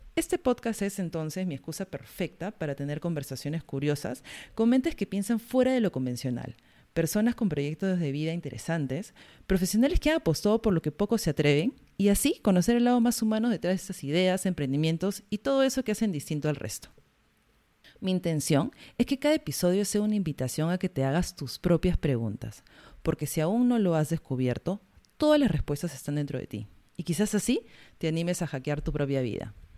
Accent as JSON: {"language": "Spanish", "country": "Peru", "also_born_or_lived": "Iquitos", "said": "soy peruana"}